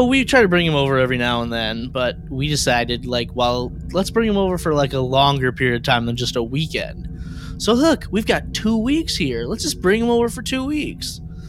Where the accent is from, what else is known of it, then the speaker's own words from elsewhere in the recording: Midwest, United States; now in Texas, United States; I'm from the Midwest. We don't have accents.